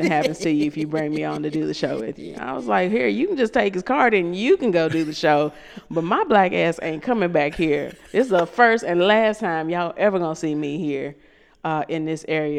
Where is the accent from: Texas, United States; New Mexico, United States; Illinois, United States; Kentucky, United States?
Kentucky, United States; And I'm from Kentucky.